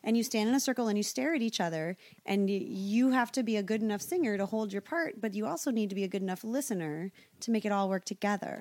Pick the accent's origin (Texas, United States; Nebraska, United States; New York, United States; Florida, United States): Nebraska, United States; Omaha; moved away; I grew up in Omaha, Nebraska, went to church